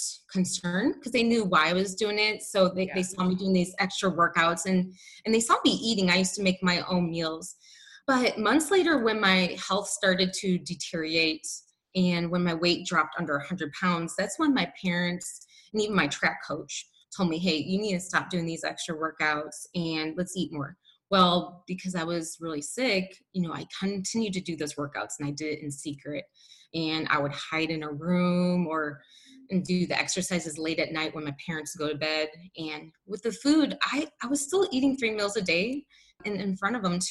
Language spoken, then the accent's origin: English; Northwest Indiana, United States; I grew up in Northwest Indiana in a town that was about 40 minutes from Chicago.